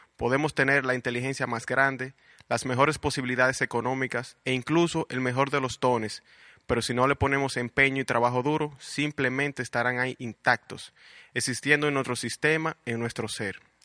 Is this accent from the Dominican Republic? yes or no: yes; Puerto Plata, Dominican Republic; also born or lived in Santo Domingo / Santiago; Nací en Santo Domingo, pero mis padres me llevaron a vivir a Puerto Plata a la edad de dos años. O sea que soy totalmente puertoplateño.